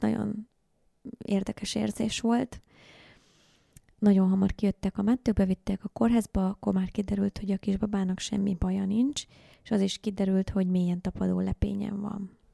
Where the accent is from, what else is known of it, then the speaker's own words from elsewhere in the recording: Hungary; also born or lived in Indonesia; én ugye vidéki vagyok